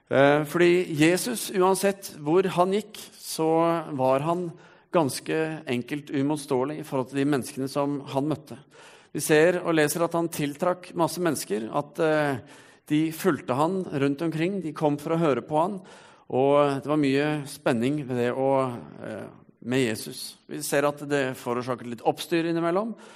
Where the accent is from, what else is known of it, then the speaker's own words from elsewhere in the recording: Stavanger, Rogaland, Norway; Som du kanskje ikke hører på dialekten min, så har jeg vært en eh, skikkelig siddis en gang i tiden. Kav Stavanger. Og eh, det var fordi når jeg var fem år, så flyttet familien min hit.